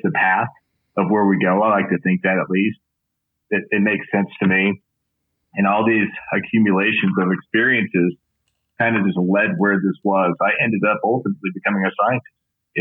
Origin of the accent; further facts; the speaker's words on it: West Texas, United States; I grew up in West Texas